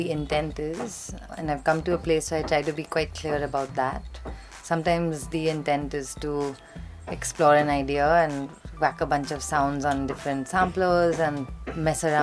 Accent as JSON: {"language": "English", "country": "India", "said": "very often I'm the female artist, very often I'm the Indian artist, very often it'll be the live act amongst the DJs."}